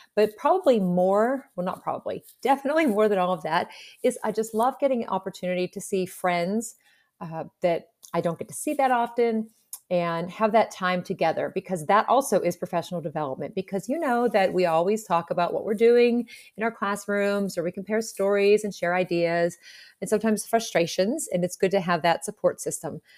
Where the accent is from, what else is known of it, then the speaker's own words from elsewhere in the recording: Pittsburgh, Pennsylvania, United States; I'm from Pittsburgh